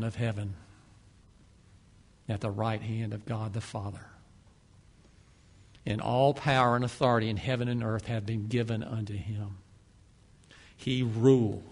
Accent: Ocala, Florida, United States; I grew up in Ocala

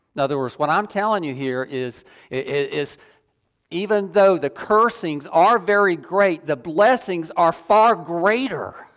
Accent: the South, United States; I grew up in the South

